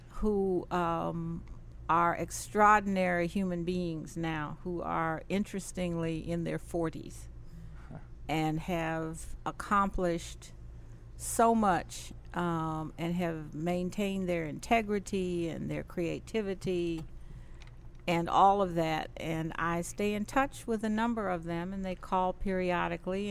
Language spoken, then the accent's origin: English; Indianapolis, Indiana, United States; moved away; I was raised up south in Indianapolis, Indiana